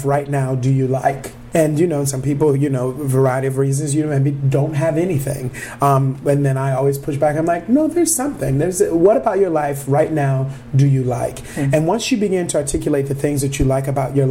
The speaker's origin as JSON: {"language": "English", "town": "Detroit", "region": "Michigan", "country": "United States", "tie": "born or raised there", "also_born_or_lived": "Minneapolis, Minnesota", "moved": "as an adult", "lives_now": "Twin Cities, United States", "said": "we grew up in Detroit"}